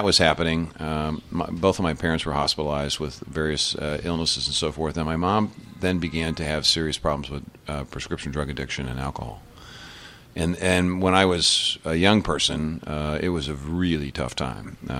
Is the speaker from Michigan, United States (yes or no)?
no; Pittsburgh, Pennsylvania, United States; moved away; also born or lived in Iowa; I started out at an orphanage that was in Pittsburgh, Pennsylvania